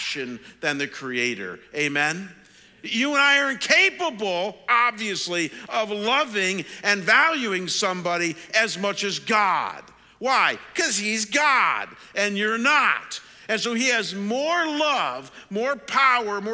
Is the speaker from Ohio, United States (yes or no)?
yes; Cleveland, Ohio, United States; moved away as an adult; also born or lived in Detroit / London, Ontario; my hometown in Cleveland